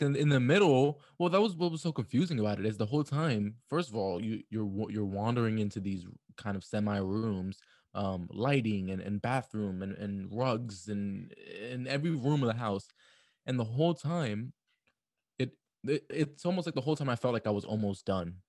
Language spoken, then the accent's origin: English; New York City, New York, United States; a New Yorker